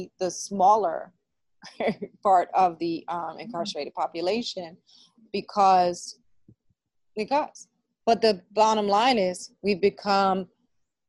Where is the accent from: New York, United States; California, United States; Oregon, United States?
New York, United States; New York City; I grew up in the Boogie Down where rap started